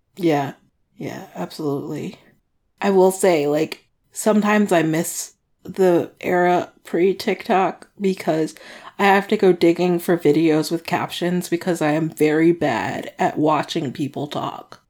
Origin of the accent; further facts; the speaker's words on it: Washington, District of Columbia, United States; moved away; DC, my hometown